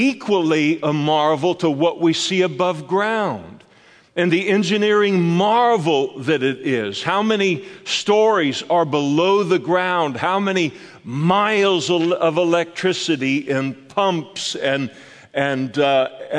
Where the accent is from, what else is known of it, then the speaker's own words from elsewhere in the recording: Scotland, United Kingdom; I'm a Scot.